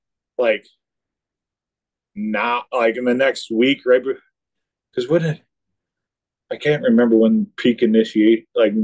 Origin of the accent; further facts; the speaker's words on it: Minnesota, United States; moved away as an adult; now in South Dakota, United States; I grew up in Minnesota, and there's no way I would ever go back.